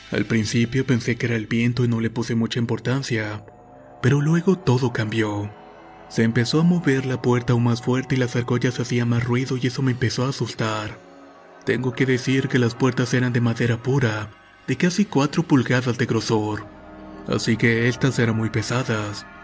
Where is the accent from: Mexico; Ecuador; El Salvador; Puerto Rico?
El Salvador; Tacuba, Ahuachapán; soy originario del Salvador para ser precisos, de un pueblo llamado Tacuba.